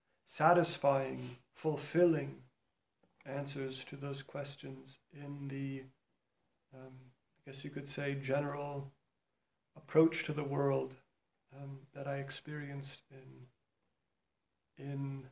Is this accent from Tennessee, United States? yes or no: no; New York City, New York, United States; I grew up in New York City